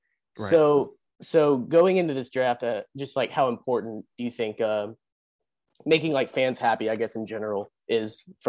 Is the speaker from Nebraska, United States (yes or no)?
no; Little Rock, Arkansas, United States; I am from Little Rock, Arkansas. Which is like the Detroit of the South.